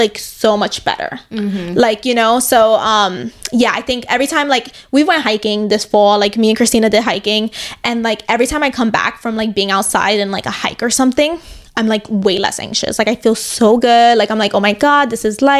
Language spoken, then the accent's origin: English; New York City, New York, United States; I grew up in New York my entire life